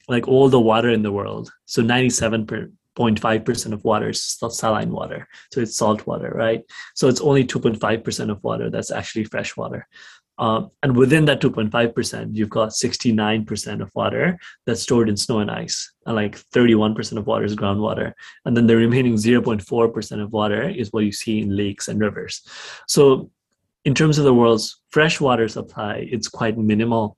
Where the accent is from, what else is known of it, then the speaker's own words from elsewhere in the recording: Nepal; I am from Nepal